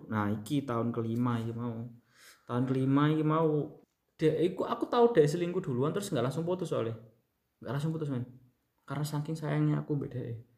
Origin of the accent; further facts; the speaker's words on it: Banyuwangi, East Java, Indonesia; beberapa yang tahu aku anak Banyuwangi